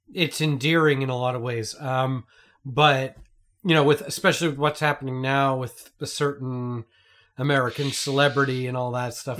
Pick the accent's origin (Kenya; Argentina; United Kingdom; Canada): Canada; as a Canadian